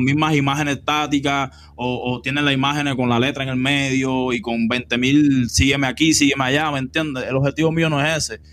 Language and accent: Spanish; Cuba; moved away as an adult; now in Los Angeles, United States; Yo vine directo de Cuba